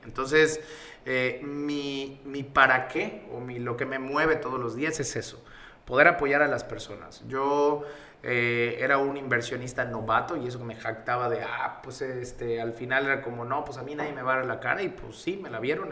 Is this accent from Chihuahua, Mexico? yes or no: no; Yucatán, Mexico; accent: Yucatecan; yo soy pues yucateco, el acento me delata